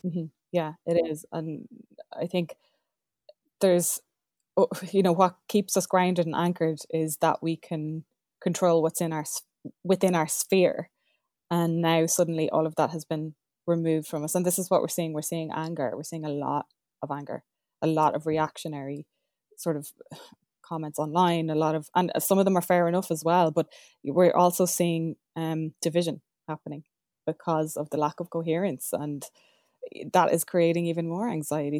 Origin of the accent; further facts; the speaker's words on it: Ireland; We're Irish